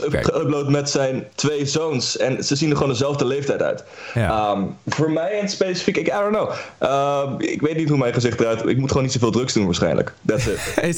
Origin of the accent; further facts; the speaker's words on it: The Hague, South Holland, Netherlands; wij komen uit Den Haag